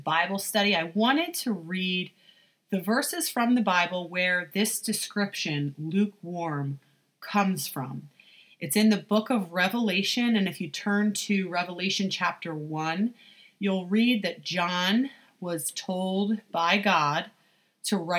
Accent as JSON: {"language": "English", "country": "United States", "said": "as American Christians"}